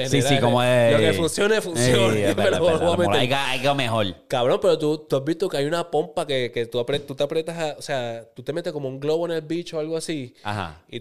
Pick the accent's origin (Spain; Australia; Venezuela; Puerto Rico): Puerto Rico; Bayamón; Soy de Bayamón y quiero mantenerme anónimo.